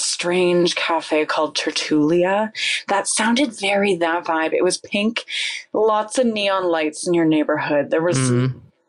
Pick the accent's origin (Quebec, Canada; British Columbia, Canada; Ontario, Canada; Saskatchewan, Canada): Ontario, Canada; Cobourg; Coburg, Ontario.